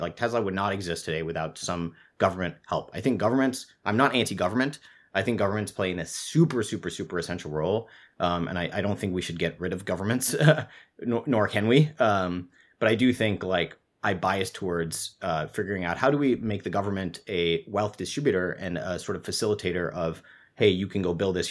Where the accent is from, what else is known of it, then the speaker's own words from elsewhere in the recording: Singapore; I grew up in Singapore, which does not have free speech